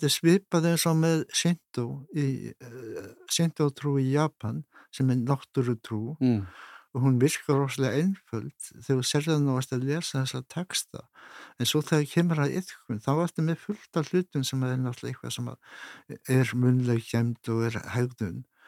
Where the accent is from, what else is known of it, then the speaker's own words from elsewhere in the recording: Iceland; við Íslandikar